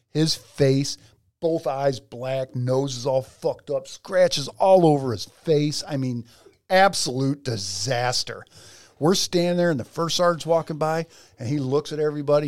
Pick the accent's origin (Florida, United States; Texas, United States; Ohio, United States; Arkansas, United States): Ohio, United States; North Ridgeville; I'm coming from North Ridgeville, Ohio